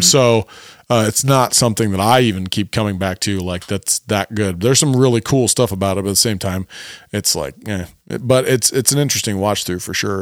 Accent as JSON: {"language": "English", "town": "Cleveland", "region": "Ohio", "country": "United States", "said": "We are from Cleveland."}